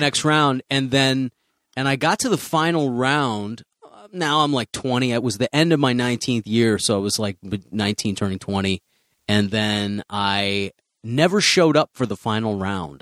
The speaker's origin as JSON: {"language": "English", "town": "Chicago", "region": "Illinois", "country": "United States", "also_born_or_lived": "Central Florida", "moved": "yes", "said": "I'm from Chicago"}